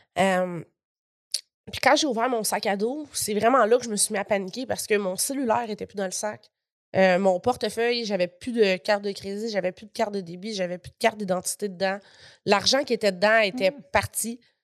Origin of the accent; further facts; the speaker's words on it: Gatineau, Quebec, Canada; pendant qu'on était à Gatineau, dans ma ville natale